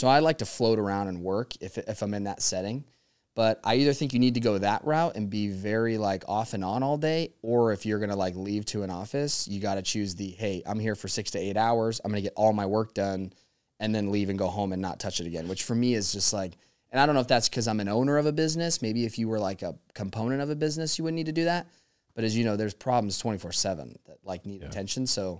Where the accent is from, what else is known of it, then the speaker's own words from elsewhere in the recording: Las Vegas, Nevada, United States; But I was like, yeah, I was just born and bred in Vegas.